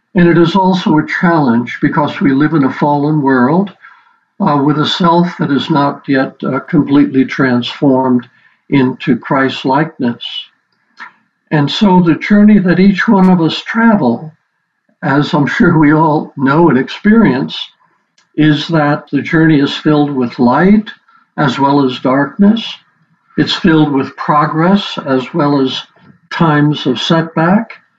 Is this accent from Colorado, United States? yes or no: no; New York City, New York, United States; moved away as an adult; also born or lived in Nigeria; now in Denver, United States; I grew up in the Big Apple, so I'm a small town boy